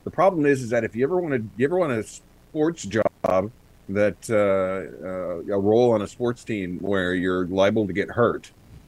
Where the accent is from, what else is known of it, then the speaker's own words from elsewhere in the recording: Wichita, Kansas, United States; I grew up in Wichita, Kansas.